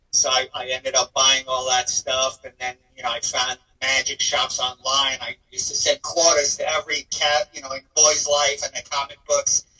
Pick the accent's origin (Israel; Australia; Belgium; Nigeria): Israel; I was born in Israel